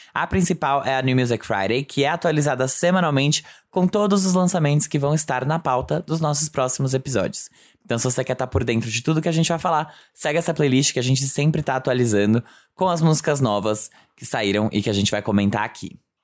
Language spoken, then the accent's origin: Portuguese; São Bernardo do Campo, São Paulo, Brazil; morei durante a minha infância em São Bernardo